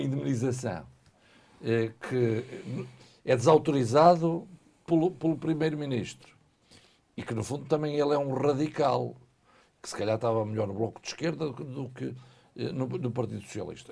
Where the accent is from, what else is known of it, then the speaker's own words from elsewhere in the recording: Minho, Norte, Portugal; sou minhoto, português e europeu